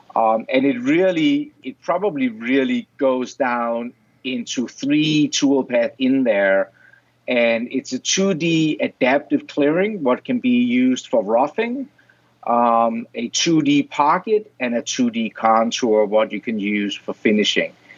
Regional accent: Denmark; moved away as an adult; now in Rochester, United States; I'm originally from Denmark. That's where the weird accent and, and weird name comes from

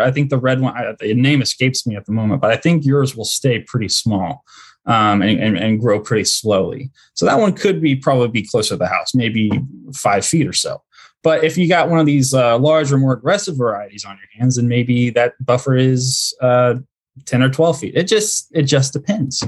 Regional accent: Central Indiana, United States; moved away as an adult; also born or lived in Dallas-Fort Worth, Texas; now in Mansfield, Texas, United States; I'm originally from Central Indiana

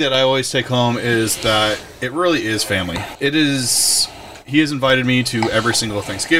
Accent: Chicago, Illinois, United States; moved away as an adult; now in Paso Robles, United States; Since I am from Chicago and I can't always go home

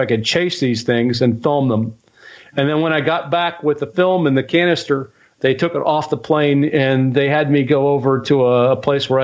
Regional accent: Dayton, Ohio, United States; growing up in Dayton, I learned that it was just up the road, that Project Blue Book was just up the road at Wright Pat

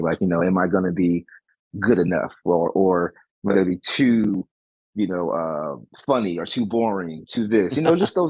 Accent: San Antonio, Texas, United States; now in Cleveland, United States; So me being an army brat, because my mother was in the military, and that's why I'm originally from San Antonio, Texas, and I ended up moving to Cleveland.

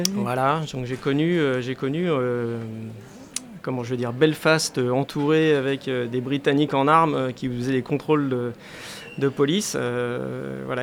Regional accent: Paris, Île-de-France, France; j'habitais la région parisienne à l'époque, parce que je suis né à Paris, voilà, c'est... Je suis un Parisien pur sucre à l'origine.

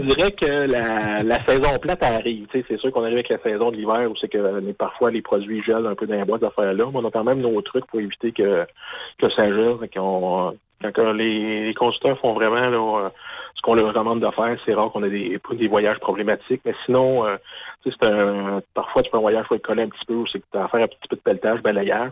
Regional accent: Lorrainville, Quebec, Canada; je suis de Lorainville

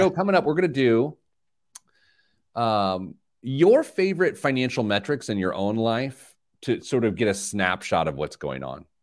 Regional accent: Midwest, United States; I grew up in the Midwest

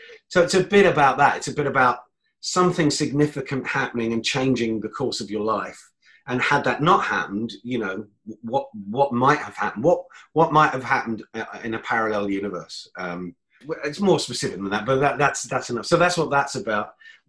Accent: London, United Kingdom; I'm not Polish at all. I'm Irish, born in London, but because I had a Polish surname, I got a great deal of abuse

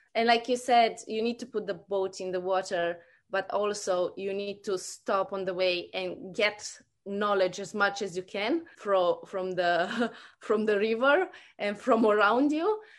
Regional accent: Romania; moved away as an adult; also born or lived in New Zealand / Australia; now in Brisbane, Australia; I grew up in Romania and, uh, we immigrated in New Zealand about fifteen years ago.

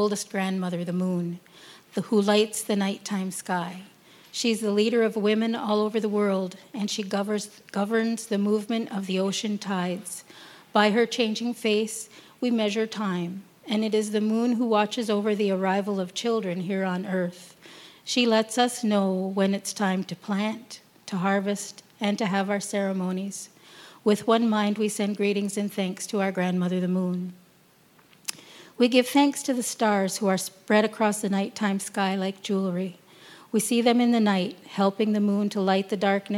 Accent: Tyendinaga, Ontario, Canada; I'm from Gundege, and that is where I live. You might know it as Tayendanega

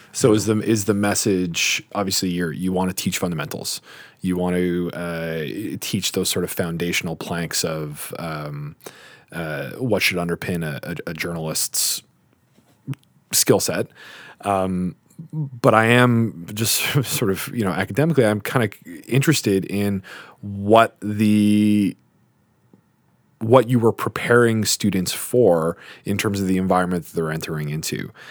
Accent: Guelph, Ontario, Canada; I'm from Guelph

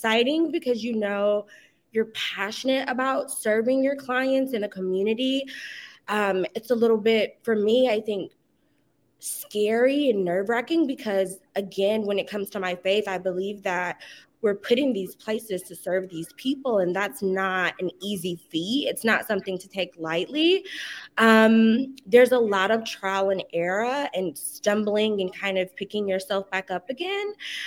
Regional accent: Atlanta, Georgia, United States; moved away as an adult; also born or lived in California; now in Los Angeles, United States; I'm originally from Atlanta, born and raised, relocated to California in 2019

